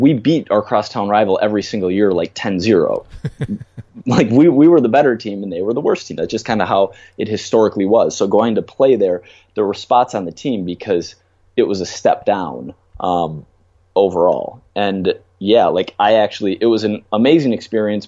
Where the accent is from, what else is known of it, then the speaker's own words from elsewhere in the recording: Minnesota, United States; now in New York City, United States; I grew up in Minnesota